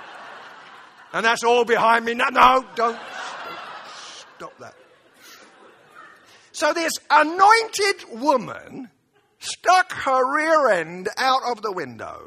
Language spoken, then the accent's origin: English; United Kingdom; I say this as a Brit